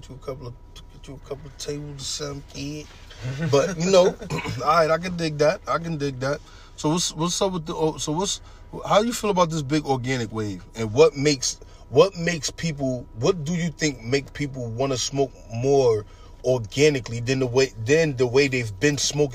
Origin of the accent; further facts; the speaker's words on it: New York, United States; But keep this in mind. I'm coming from New York. Everything is totally different than up here.